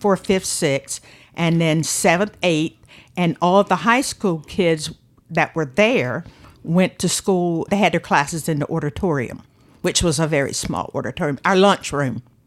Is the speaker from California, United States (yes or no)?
no; Manteo, North Carolina, United States; I was born in Manteo